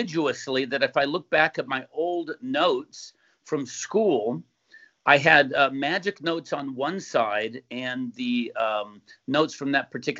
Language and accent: English; San Diego, California, United States; moved away as an adult; also born or lived in San Jose; now in Newport Beach, United States; Grew up in San Diego in Point Loma, moved to Newport Beach in 1981, been here ever since.